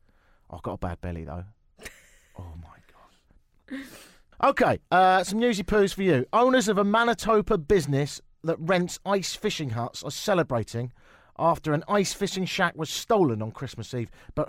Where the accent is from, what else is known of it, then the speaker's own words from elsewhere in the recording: London, United Kingdom; They said, where are you from? I said, London.